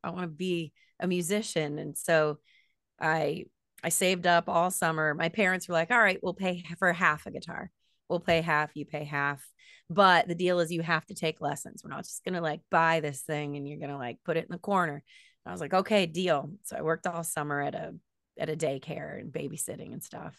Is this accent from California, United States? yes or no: no; Land O'Lakes, Florida, United States; also born or lived in Teaneck, New Jersey / Tampa, Florida; my parents got a house in Land O'Lakes, which is about a half hour north of Tampa, and that's where I grew up